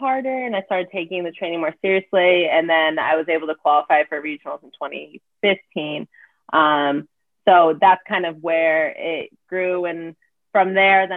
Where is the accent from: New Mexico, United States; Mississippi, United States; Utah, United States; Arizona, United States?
Arizona, United States; moved away as an adult; also born or lived in New Hampshire; I was born and raised in Arizona